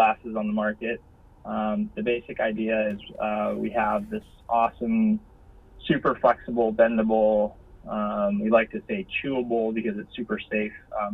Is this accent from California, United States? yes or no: yes; San Diego, California, United States; we're from San Diego